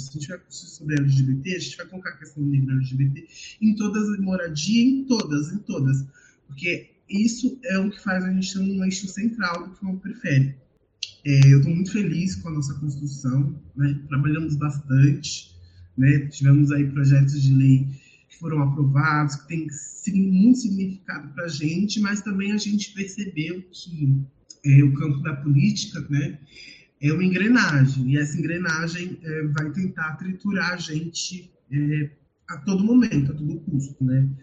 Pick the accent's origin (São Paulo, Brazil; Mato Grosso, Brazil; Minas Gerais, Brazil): São Paulo, Brazil; eu saí da Zona Sul, mas a Zona Sul não sai de mim